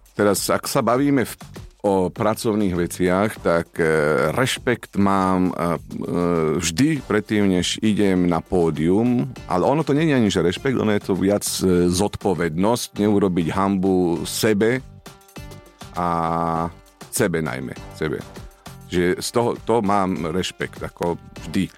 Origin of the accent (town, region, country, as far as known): Slovakia; moved away; also born or lived in Israel